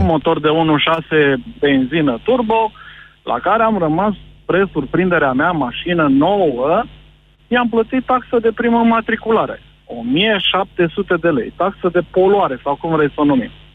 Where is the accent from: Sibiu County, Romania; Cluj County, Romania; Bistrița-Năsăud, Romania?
Cluj County, Romania; Cluj-Napoca; eu sunt clujean